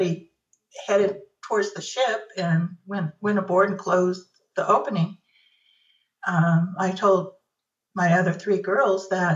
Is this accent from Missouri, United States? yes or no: no; California, United States; also born or lived in Northern Nevada; now in Nevada, United States; I live in Northern Nevada now, born and raised in California